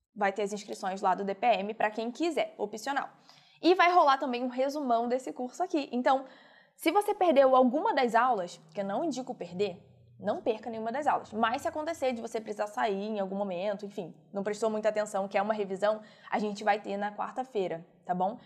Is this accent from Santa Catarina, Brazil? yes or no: no; Rio de Janeiro, Brazil; eu sou do Rio